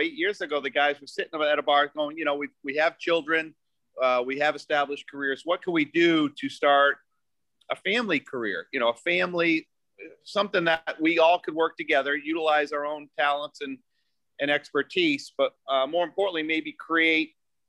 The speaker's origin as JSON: {"language": "English", "region": "Vermont", "country": "United States", "tie": "born or raised there", "also_born_or_lived": "South Boston, Massachusetts", "moved": "as an adult", "said": "We're a small Irish family. We're from the Northeast. We both mostly grew up in Vermont."}